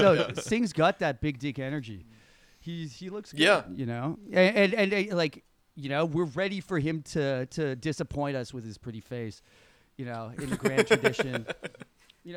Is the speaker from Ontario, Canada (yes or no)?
yes; Toronto, Ontario, Canada; we're from Toronto